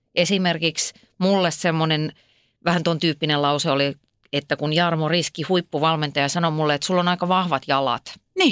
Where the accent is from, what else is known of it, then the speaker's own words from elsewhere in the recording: Ypäjä, Tavastia Proper, Finland; mähän olen kotoisin siis Ypäjältä, joka on Suomen virallinen hevospitäjä